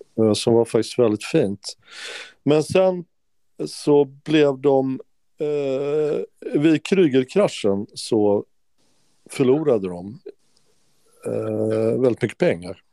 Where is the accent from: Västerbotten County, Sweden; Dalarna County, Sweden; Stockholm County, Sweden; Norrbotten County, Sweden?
Stockholm County, Sweden; Stockholm; moved away; also born or lived in Skåne; jag är från Stockholm